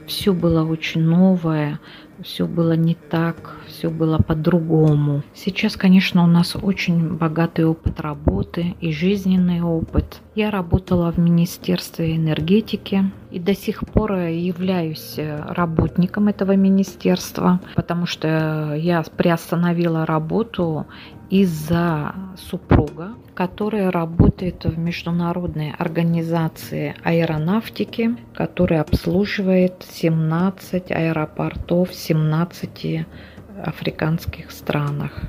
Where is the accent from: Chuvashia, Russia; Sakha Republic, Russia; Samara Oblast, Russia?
Sakha Republic, Russia; Suntar; moved away as an adult; also born or lived in Riga, Latvia; now in Senegal; Родилась я сама в Сунтаре. Закончила Сунтарскую первую школу, математический класс